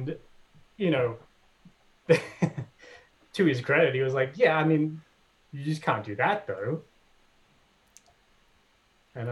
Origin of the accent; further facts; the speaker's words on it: Sydney, New South Wales, Australia; moved away as an adult; also born or lived in Wahroonga; now in United States; I grew up in the in Hornsby Heights, you know, the New York of the northern suburbs of Sydney